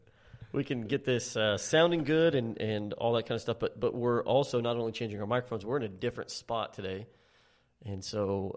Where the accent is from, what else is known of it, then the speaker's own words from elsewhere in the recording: Texas, United States; Yeah, I was born and bred in Texas, and I'm like, man, I love Texas all the way through and through